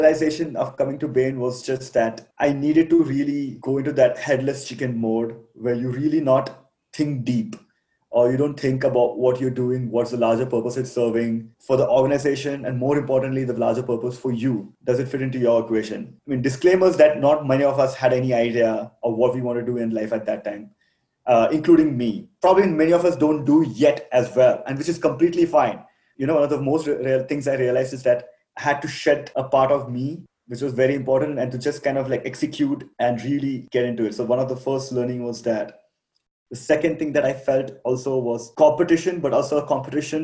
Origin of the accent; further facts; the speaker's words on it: Kerala, India; moved away as an adult; also born or lived in Delhi; now in Rwanda; I come from Kerala